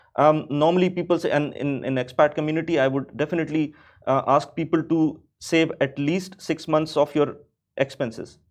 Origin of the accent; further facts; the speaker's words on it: Pakistan; moved away as an adult; now in Dubai, United Arab Emirates; I'm from Pakistan. So back home in Pakistan